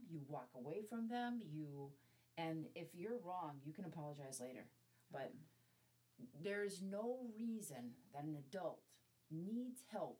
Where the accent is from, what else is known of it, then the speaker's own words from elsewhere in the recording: Midwest, United States; And I think that growing up in the Midwest, and I, maybe being female, maybe being born in the generation that I was born in, but I have a compulsion to be nice to strangers.